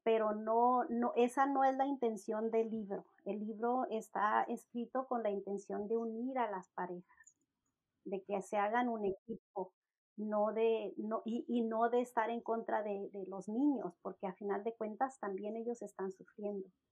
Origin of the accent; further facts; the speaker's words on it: Mexico; mi esposo es anglosajón y yo soy mexicana